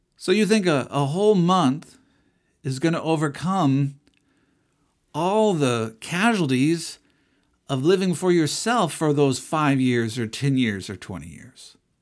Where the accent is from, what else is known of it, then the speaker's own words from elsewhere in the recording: United States; I'm an American